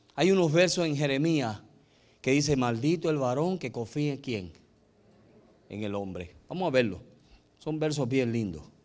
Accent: United States; moved away; also born or lived in El Salvador; nosotros, como éramos gringos

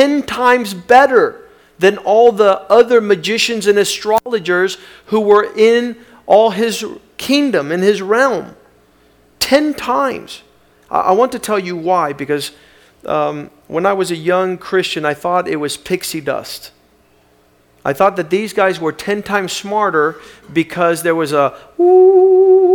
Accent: South Florida, United States; I grew up here in South Florida

